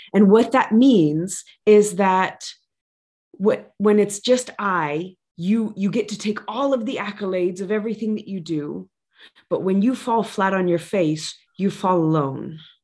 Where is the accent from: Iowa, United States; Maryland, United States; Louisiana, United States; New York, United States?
Louisiana, United States; I come from Louisiana